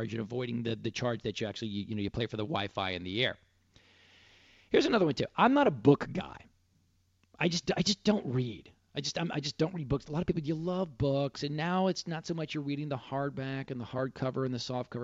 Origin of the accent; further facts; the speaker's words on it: Dallas, Texas, United States; That's how we spent summers growing up in Dallas.